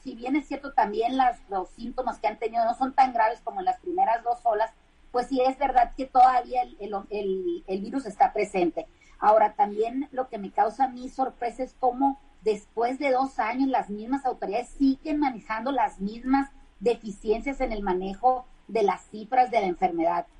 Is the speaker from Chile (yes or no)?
no; Mexico; a los mexicanos nos llegue más barato el recibo de la luz